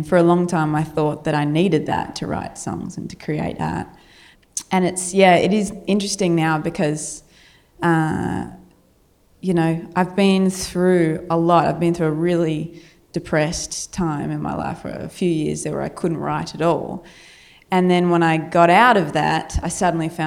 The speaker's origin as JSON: {"language": "English", "country": "Australia", "accent": "Australian", "said": "my Australian accent"}